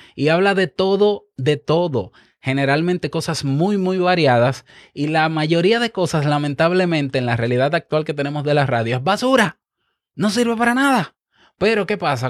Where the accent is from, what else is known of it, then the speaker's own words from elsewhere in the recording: Dominican Republic; yo como dominicano